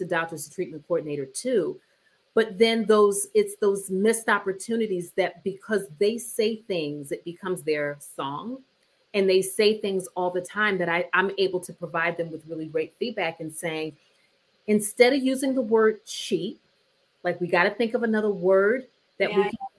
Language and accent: English; New Jersey, United States; I'm from New Jersey